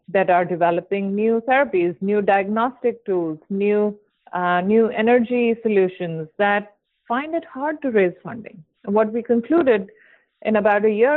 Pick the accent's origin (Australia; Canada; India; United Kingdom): India; moved away as an adult; now in San Francisco, United States; I grew up in India